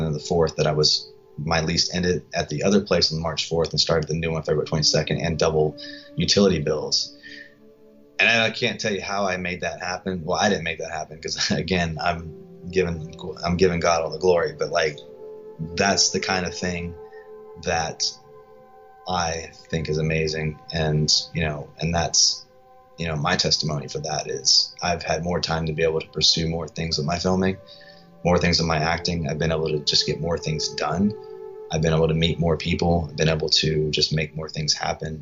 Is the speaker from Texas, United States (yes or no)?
no; Gloucester, Virginia, United States; also born or lived in Hampton, Virginia; now in Austin, United States; I come from Virginia, from a small town, Gloucester, Virginia